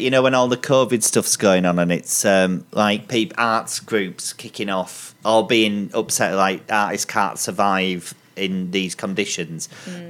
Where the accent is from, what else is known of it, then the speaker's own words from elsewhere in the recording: Bradford, Yorkshire and the Humber, United Kingdom; moved away; We're from Bradford City Centre.